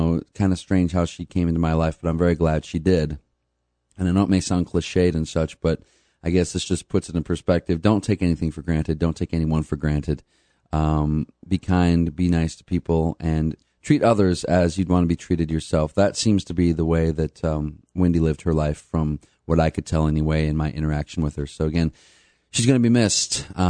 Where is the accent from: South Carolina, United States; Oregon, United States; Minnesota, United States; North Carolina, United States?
Minnesota, United States; now in Nashville, United States; I'm from Minnesota. She moved down to Nashville. I moved down to Nashville.